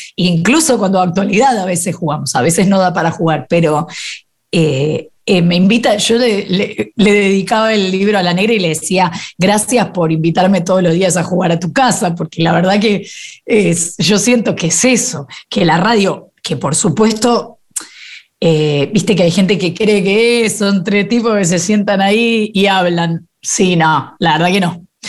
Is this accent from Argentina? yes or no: yes; Buenos Aires, Argentina; soy muy porteña, nací en, eh, no sé cómo se llamaba en ese momento, pero hoy debe ser alguno de los Palermos